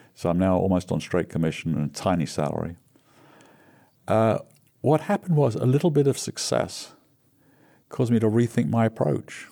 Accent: England, United Kingdom; moved away as an adult; now in United States; growing up in England

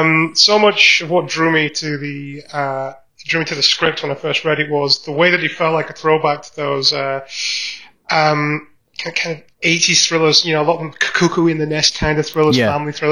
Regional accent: Barnsley, Yorkshire and the Humber, United Kingdom; Now, I grew up in Barnsley, in South Yorkshire.

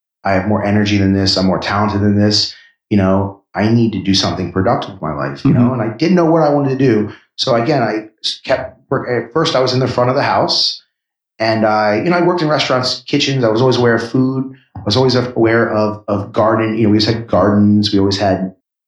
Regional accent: Washington, District of Columbia, United States; also born or lived in New York City; I grew up in Washington, D.C. in New York City. But Philadelphia was the town where I spent the most time as a mid-20s person.

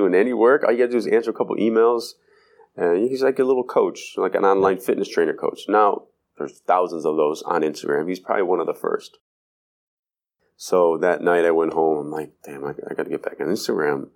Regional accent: Cleveland, Ohio, United States; born or raised there

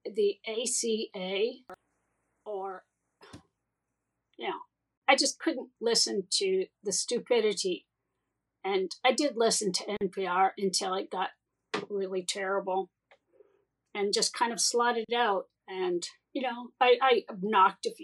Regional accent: Rockwell, Wisconsin, United States; moved away as an adult; also born or lived in Madison, Wisconsin / Orange County, California / England; I was gone from Rockwell from 1980 to 2004

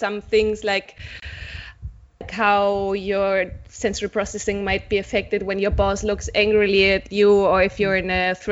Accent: Germany; moved away as an adult; also born or lived in Barcelona; I'm from Germany. I grew up in Germany.

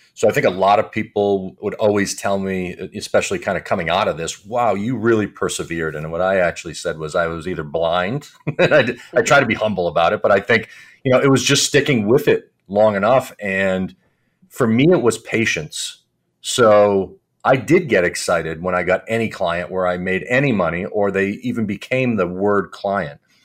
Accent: Providence, Rhode Island, United States; also born or lived in Boston; I grew up in Providence, right outside of Providence, Rhode Island

